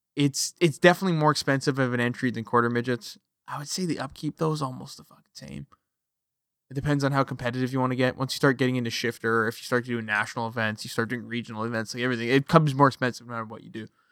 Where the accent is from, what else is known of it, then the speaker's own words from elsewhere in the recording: Canada; I am a Canadian, I live on the west coast of Canada